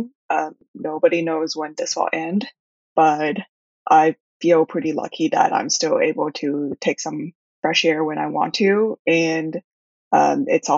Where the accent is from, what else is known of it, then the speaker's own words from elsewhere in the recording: Shanghai, China; also born or lived in Taiwan; I was raised in Shanghai and my parents are from Taiwan. And but I've always been immersed in a somewhat British and American environment due to the schools